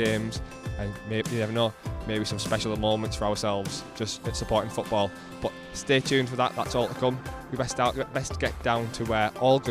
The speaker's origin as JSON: {"language": "English", "town": "Middlesbrough", "region": "North East England", "country": "United Kingdom", "lives_now": "Sunderland, United Kingdom", "said": "I'm from Middlesbrough."}